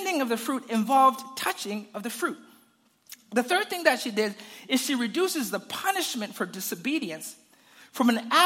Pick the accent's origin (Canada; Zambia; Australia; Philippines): Zambia; I grew up in Zambia, and we had a garden in the back of our house